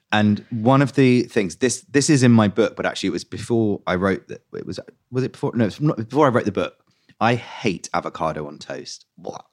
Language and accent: English; London, United Kingdom; I grew up in West London